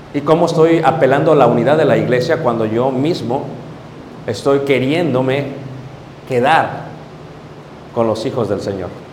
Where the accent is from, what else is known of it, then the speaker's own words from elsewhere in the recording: Mexico City, Mexico; moved away as an adult; now in United States; Yo nací en Ciudad de México, me crié en Ciudad de México, tengo ya casi treinta años viviendo en Estados Unidos